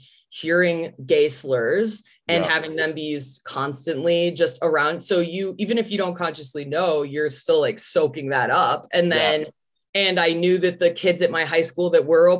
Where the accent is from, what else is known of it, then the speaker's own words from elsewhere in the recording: Chicago, Illinois, United States; now in Los Angeles, United States; I grew up in like a suburb outside of Chicago.